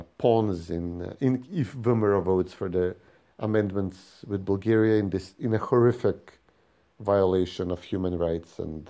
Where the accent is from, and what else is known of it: North Macedonia